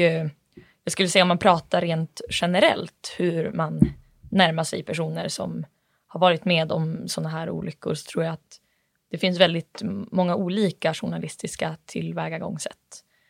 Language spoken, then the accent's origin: Swedish; Bureå, Västerbotten County, Sweden; även jag kommer från Bureå, eller är uppvuxen i Bureå